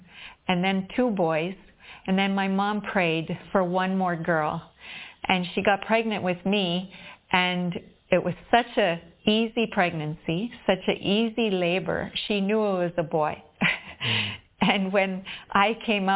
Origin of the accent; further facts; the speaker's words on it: Whitemouth, Manitoba, Canada; moved away as an adult; now in Visakhapatnam, India; I'm from White Mouth, Manitoba, Canada, a small town there, and I'm living now in Vishakhapatnam, India.